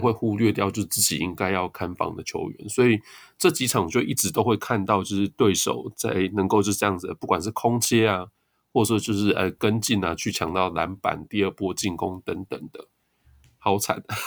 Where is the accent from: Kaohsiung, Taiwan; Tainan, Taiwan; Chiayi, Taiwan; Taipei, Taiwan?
Tainan, Taiwan; 我是台南人呢，其实不是雄青